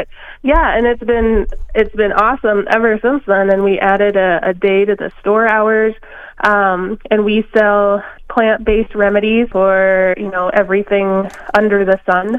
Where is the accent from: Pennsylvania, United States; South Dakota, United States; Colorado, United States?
South Dakota, United States; Milks Camp; now in Mankato, United States; I'm originally from Rosebud Reservation in South Dakota. My community is called Milks Camp, and that's where I grew up and was born and raised, and then I moved to Mankato about 6 years ago.